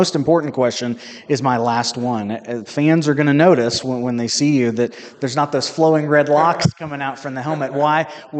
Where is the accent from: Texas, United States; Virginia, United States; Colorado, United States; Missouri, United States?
Missouri, United States; Union Star; I'm from Union Star, so we played 8-man football.